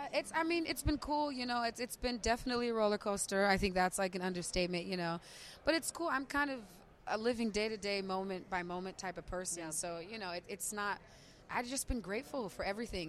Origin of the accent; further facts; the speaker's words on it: San Diego, California, United States; I was in San Diego, and we were doing radio promo, and that's where I'm from. That's my hometown